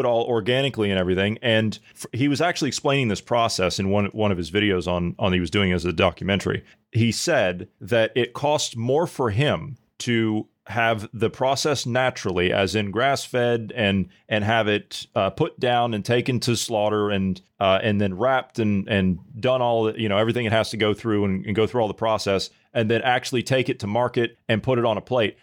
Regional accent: Ohio, United States; my home state of Ohio

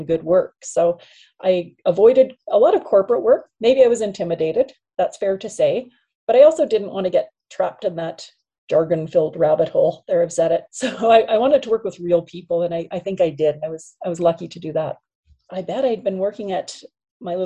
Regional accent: Saskatchewan, Canada; moved away; as a kid growing up in Saskatchewan

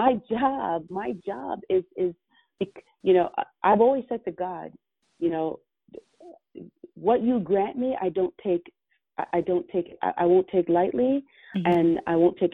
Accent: Toronto, Ontario, Canada; also born or lived in Jamaica; as I was growing up in Toronto community housing

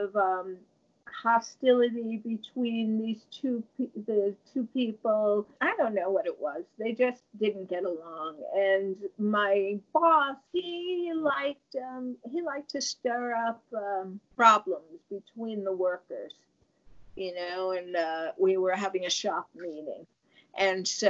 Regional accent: New York, United States; moved away; I'm from New York

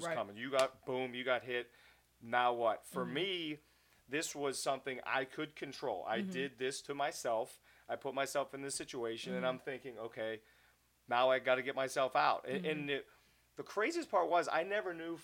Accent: Pittsburgh, Pennsylvania, United States; I'm Pittsburgh through and through, love my hometown

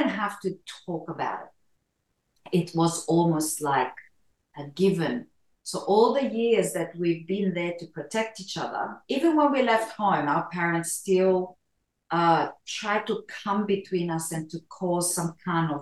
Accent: Romania; now in Australia; I was born in Romania in Europe and migrated to Australia in 1982

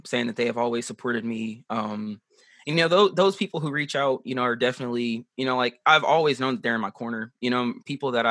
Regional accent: Sanford, North Carolina, United States; I grew up here in Sanford, North Carolina

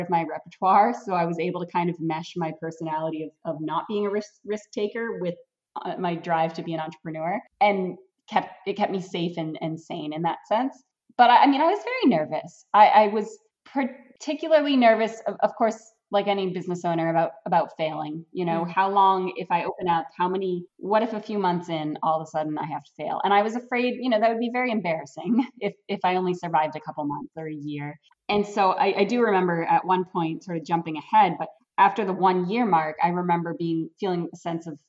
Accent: Brewer, Maine, United States; also born or lived in Orono, Maine / Eddington, Maine; I grew up right in Brewer, Maine, went to high school at Brewer, didn't go far to go to college.

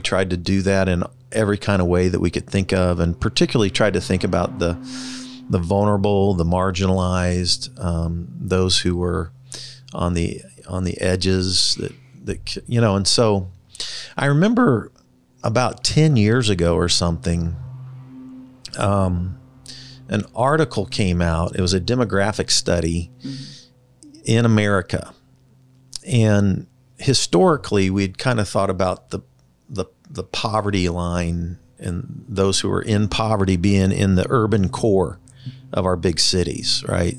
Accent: Kansas City, Missouri, United States; when I was growing up in the Northland, there were hardly any stoplights

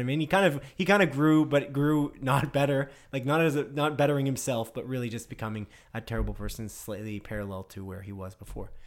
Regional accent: Canada; we're Canadian

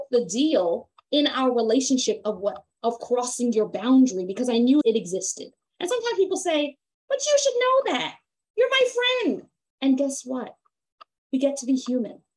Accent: Jamaica; me as a Jamaican woman

